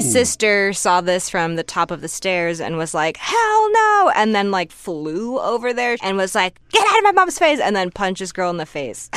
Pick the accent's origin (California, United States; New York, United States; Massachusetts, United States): Massachusetts, United States; Newton; moved away; I grew up right outside of Boston in a suburb called Newton, Massachusetts